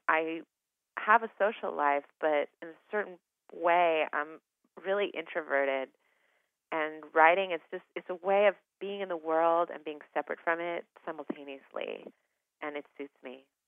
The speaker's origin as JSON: {"language": "English", "town": "Eugene", "region": "Oregon", "country": "United States", "tie": "born or raised there", "said": "I grew up in Eugene, Oregon"}